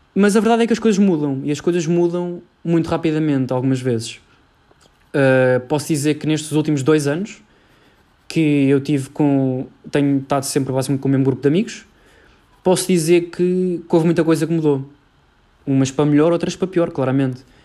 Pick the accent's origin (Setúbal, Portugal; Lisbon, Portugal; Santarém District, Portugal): Lisbon, Portugal; Cascais; sou de Lisboa, uh, mais precisamente de Cascais